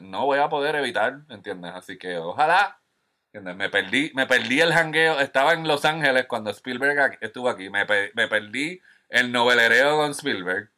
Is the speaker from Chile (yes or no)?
no; Puerto Rico; yo como puertorriqueño que ama el cine